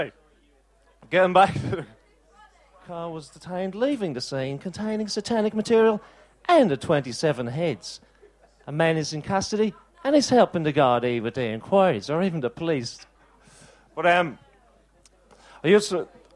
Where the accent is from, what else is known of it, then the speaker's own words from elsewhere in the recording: Dublin, Leinster, Ireland; I'm actually from Dublin, not fucking Scotland at all